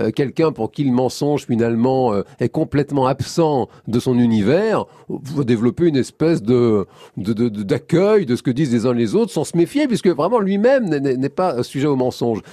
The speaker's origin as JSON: {"language": "French", "country": "France"}